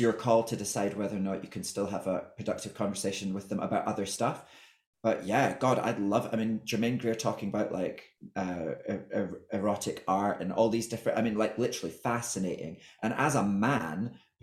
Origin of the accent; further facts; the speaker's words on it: Scotland, United Kingdom; I think I'm Scottish